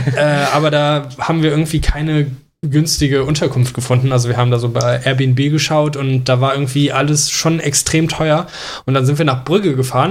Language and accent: German; Mönchengladbach, North Rhine-Westphalia, Germany; ich komme aus Mönchengladbach. Bei uns gab es früher auch Karneval. Äh, da äh, ja, habe ich auch Kamelle gerne gesammelt als Kind